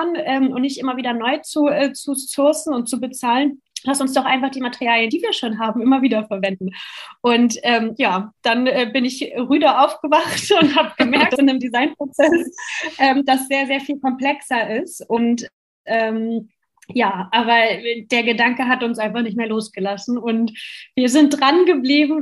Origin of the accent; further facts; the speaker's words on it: Germany; bei uns in Deutschland